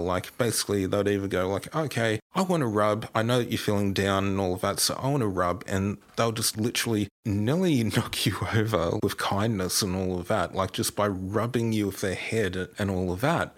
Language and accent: English; New England region of New South Wales, Australia; I'm originally from the New England region of New South Wales. So, Sydney, when I was growing up, was a good seven or eight hours drive away for me.